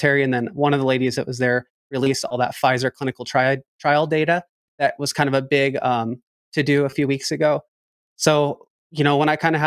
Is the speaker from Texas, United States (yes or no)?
no; Northern California, United States; now in Boise, United States; I'm from Boise, Idaho, or I live here now, but I'm from Northern California